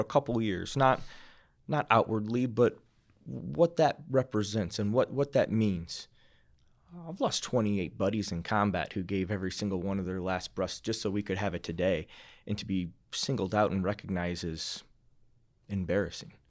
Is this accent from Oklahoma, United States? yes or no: no; Iowa, United States; moved away as an adult; now in Fort Collins, United States; I'm a kid from Iowa